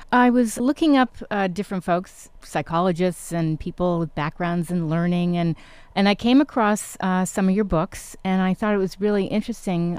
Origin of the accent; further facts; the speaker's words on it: New York, United States; also born or lived in Connecticut; I actually grew up in New York as well, New York and Connecticut